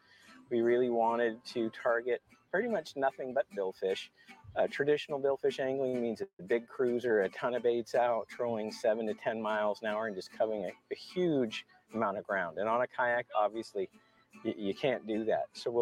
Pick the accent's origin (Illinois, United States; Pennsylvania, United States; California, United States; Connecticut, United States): California, United States; Northern; I'm from Northern California. I live up in Mendocino County.